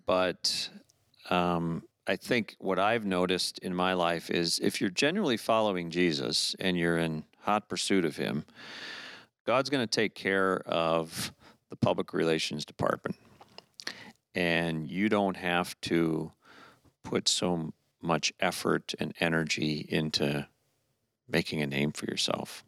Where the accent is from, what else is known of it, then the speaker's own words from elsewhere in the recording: Orlando, Florida, United States; moved away; I grew up in Florida